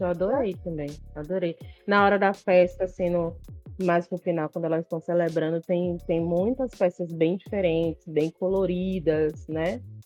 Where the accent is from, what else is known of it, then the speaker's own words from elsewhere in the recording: Bahia, Brazil; Imagine eu como baiana